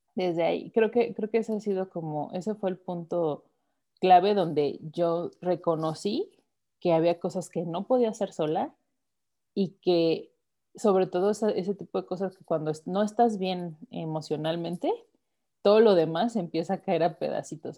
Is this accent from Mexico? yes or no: yes; Mexico; Yo te puedo hablar como mujer mexicana